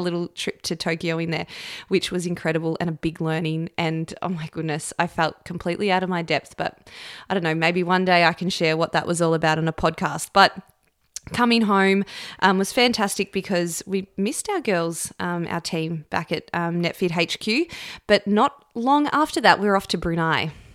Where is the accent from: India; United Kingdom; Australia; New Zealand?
Australia; Camperdown, Victoria; when I was growing up in Camperdown as a young girl